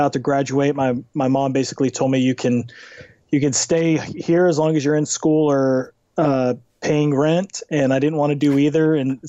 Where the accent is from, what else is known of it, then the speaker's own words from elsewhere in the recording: Dallas, Texas, United States; So I was born and raised in Dallas, Texas. So like any good American, I'm a huge Dallas Cowboys fan. didn't grow up in a Christian home, but had a kind of born again conversion experience when I was 16 years